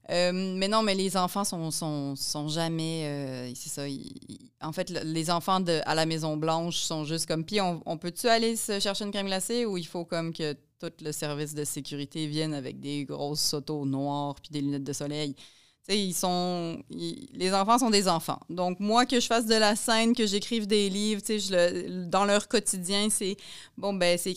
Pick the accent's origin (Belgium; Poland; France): Poland; lui, je ne sais pas s'il sait que je viens de Pologne